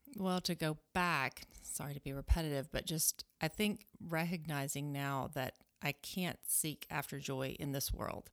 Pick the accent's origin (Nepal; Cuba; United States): United States; Alabama; moved away as an adult; now in Fremont, Nebraska, United States; I am a Southerner. I grew up in Alabama